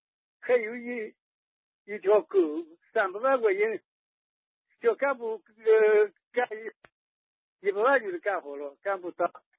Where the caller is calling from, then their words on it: Anhui, China; 我在安徽。